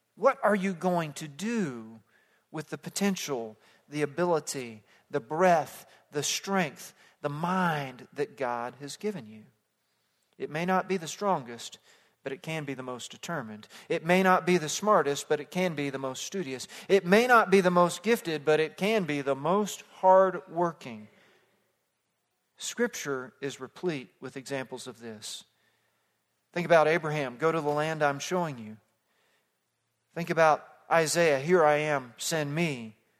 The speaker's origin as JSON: {"language": "English", "town": "Fort Worth", "region": "Texas", "country": "United States", "tie": "born or raised there", "also_born_or_lived": "South Africa", "moved": "as an adult", "said": "Growing up in suburban Fort Worth, Texas"}